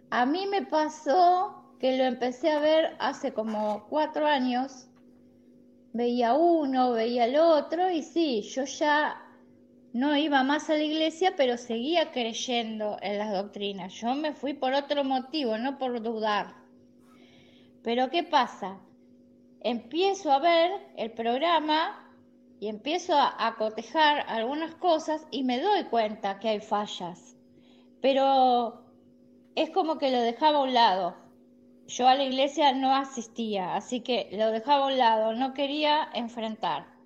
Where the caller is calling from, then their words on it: La Plata, Buenos Aires Province, Argentina; de La Plata, Argentina.